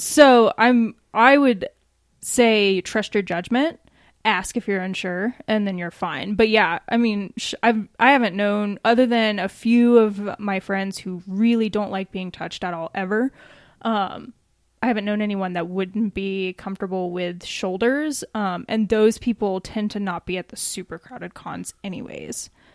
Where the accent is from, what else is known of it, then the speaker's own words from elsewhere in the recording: Atlanta, Georgia, United States; now in Colorado Springs, United States; my family and my friends that are still out there in Atlanta